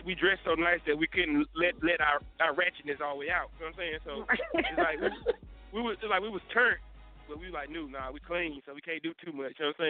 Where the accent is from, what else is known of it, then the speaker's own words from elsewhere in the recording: Durham, North Carolina, United States; I'm from Durham.